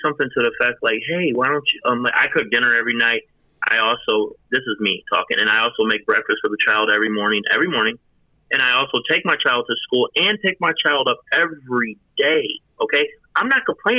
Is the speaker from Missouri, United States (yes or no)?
yes; St. Louis, Missouri, United States; I'm from North St. Louis. If you know anything about that, man, it's the most dangerous city in America. So I grew up with a bunch of stress, and I guess I have PTSD from being in the inner city.